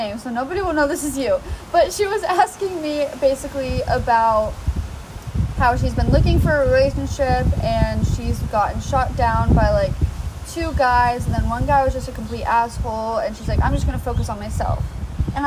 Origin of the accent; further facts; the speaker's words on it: Ventura, California, United States; my hometown Ventura